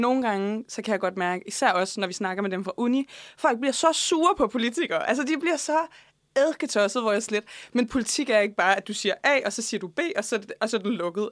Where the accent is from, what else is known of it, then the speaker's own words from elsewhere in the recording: Faxe, Zealand, Denmark; der, hvor jeg kommer fra i Faxe Kommune